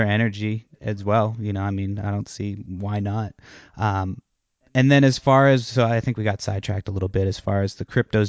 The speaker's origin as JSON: {"language": "English", "region": "Massachusetts", "country": "United States", "tie": "born or raised there", "moved": "yes", "said": "I'm originally from Massachusetts."}